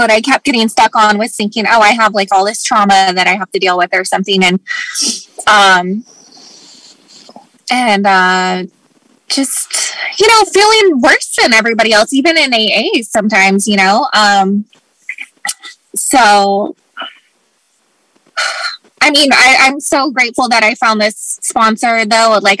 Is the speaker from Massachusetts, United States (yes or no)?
no; Anchorage, Alaska, United States; moved away; also born or lived in Los Angeles; I've tried to move away several times because I grew up in up in Anchorage, Alaska, and then I moved to LA, and um, so they're all very different places.